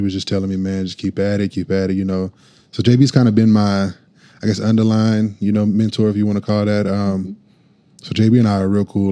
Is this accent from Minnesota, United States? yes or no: no; Norman, Oklahoma, United States; I am from Norman. Yes, ma'am. born and raised.